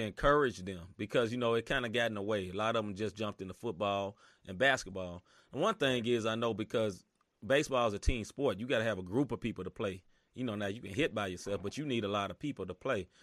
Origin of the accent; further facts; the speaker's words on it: Memphis, Tennessee, United States; moved away; I'm originally from Memphis, Tennessee